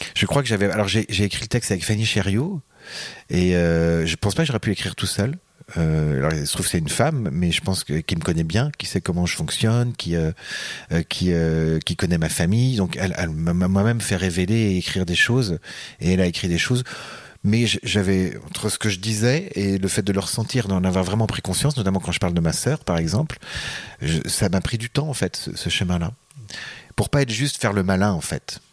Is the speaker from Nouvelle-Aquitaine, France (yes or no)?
yes; Deux-Sèvres, Poitou, Nouvelle-Aquitaine, France; moved away; also born or lived in Paris / Quebec; je suis euh, des Deux-Sèvres, du Poitou